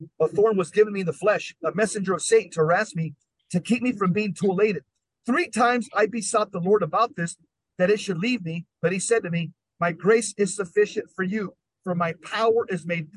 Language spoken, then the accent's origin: English; Los Angeles, California, United States; moved away; I was born and raised in Southern California in the San Fernando Valley